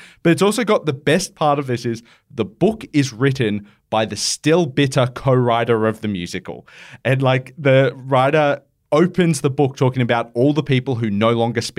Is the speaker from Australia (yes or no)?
yes; Penrith, New South Wales, Australia; I grew up in Penrith.